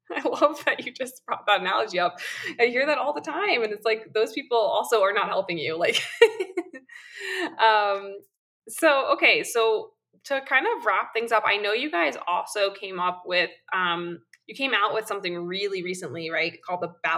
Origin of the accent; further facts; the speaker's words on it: New York, United States; I am a New Yorker